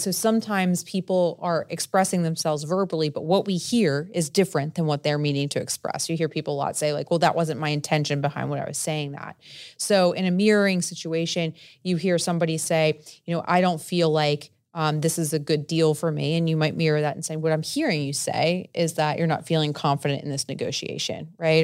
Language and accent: English; New Jersey, United States; I'm from Jersey, I'm Italian